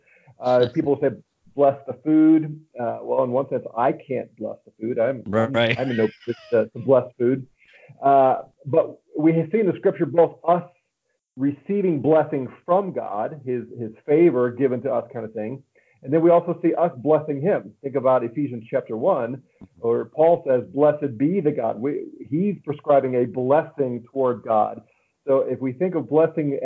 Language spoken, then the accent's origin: English; St. Louis, Missouri, United States; now in Colorado Springs, United States; I'm from St. Louis, Missouri originally